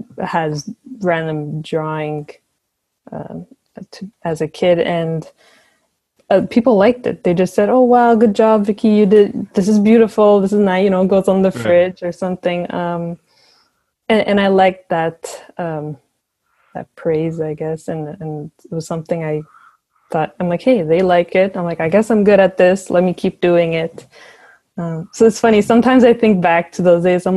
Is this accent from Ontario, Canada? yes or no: no; Montreal, Quebec, Canada; I was born and raised in Montreal